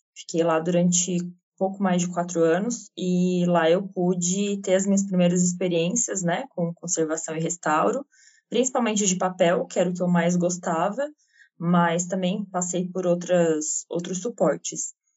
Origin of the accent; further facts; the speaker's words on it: Santa Catarina, Brazil; eu sou catarinense